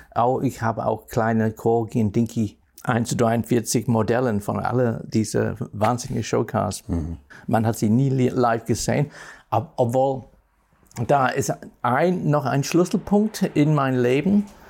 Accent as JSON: {"language": "German", "region": "Northern England", "country": "United Kingdom", "tie": "born or raised there", "second_language": "German", "moved": "yes", "said": "Nordengland, wo ich geboren bin"}